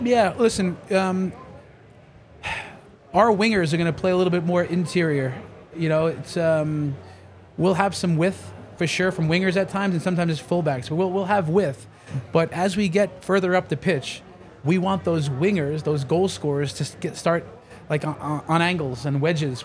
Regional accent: New York, United States; I'm from New York

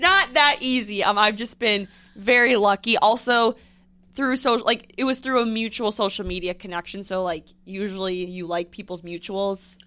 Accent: Midwest, United States; I'm from the Midwest

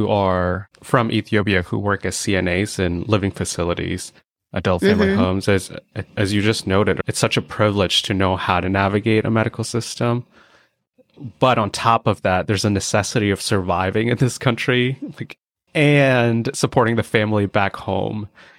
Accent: India; As an Indian, I grew up eating a lot of rice with curry.

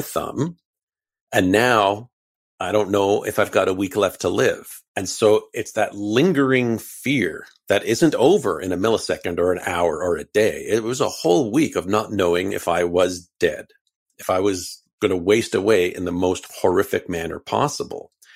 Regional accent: Canada; we're Canadian

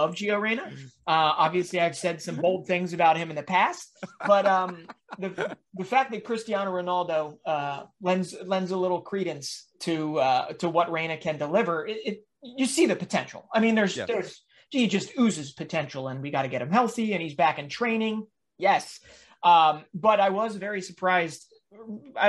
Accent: Philadelphia, Pennsylvania, United States; my hometown team, the Philadelphia Union

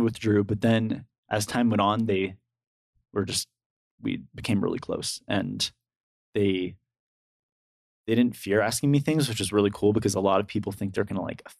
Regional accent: California, United States; I've had exposure to that because I'm from California.

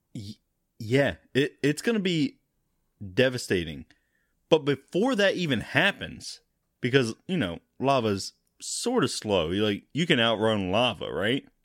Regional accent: United States; I'm American

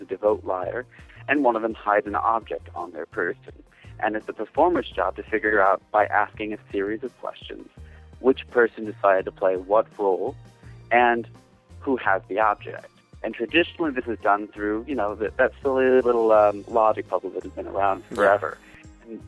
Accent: Detroit, Michigan, United States; I'm actually from Detroit, Michigan, over in the States. I've been here all my life.

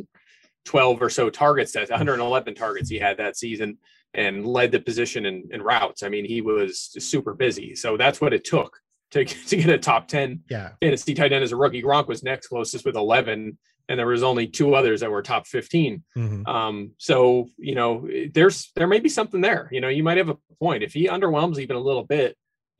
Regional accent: Philadelphia, Pennsylvania, United States; I grew up in the Philly area.

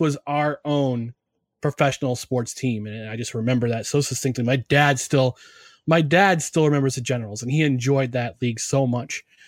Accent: New Jersey, United States; moved away; also born or lived in New York area; I was born in New Jersey. I was still living there.

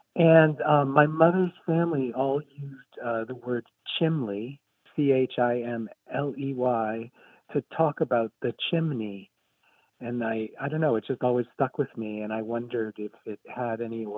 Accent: New England, United States; My mother was from southeastern Kentucky, Appalachia, but I grew up in New England

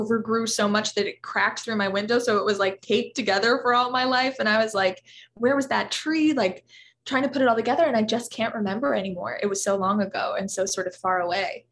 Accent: Los Angeles, California, United States; I grew up in a little pocket of Los Angeles that was really transforming when I was a little kid

